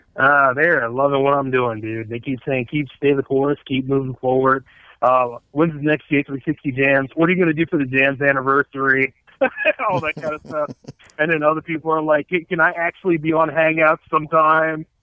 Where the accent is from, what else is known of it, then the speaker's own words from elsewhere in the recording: Delaware, United States; It's my hometown